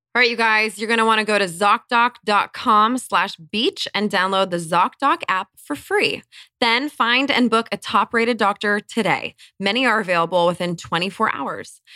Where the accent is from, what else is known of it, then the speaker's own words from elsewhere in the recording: Colorado, United States; I actually was born in Colorado. I grew up in Colorado